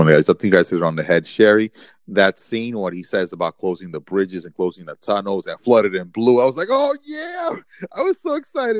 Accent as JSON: {"language": "English", "town": "New York City", "region": "New York", "country": "United States", "said": "being a New Yorker, I just really love seeing New York City at night."}